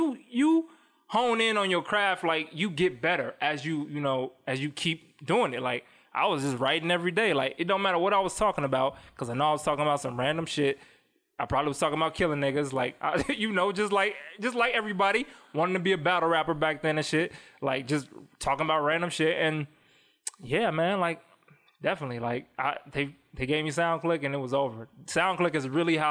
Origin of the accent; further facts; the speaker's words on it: Chicago, Illinois, United States; moved away; We moved out here to, you know, get away from the violence in Chicago